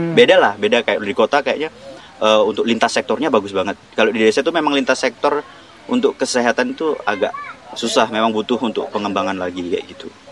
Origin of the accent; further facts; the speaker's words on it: Natuna, Riau Islands, Indonesia; moved away as an adult; now in West Kalimantan, Indonesia; aku lahirnya di Natuna yang uh, notabene Melayu